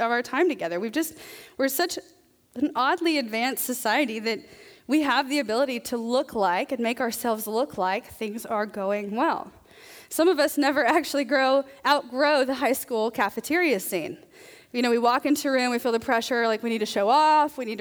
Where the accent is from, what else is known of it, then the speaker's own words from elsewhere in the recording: the South, United States; I'm from the South